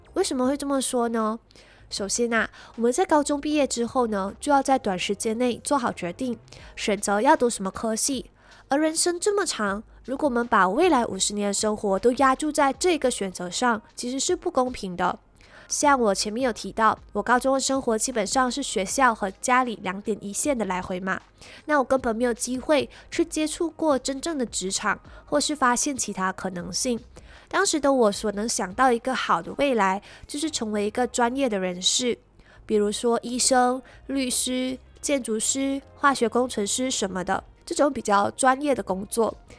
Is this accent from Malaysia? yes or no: yes; Malaysia; 我来自马来西亚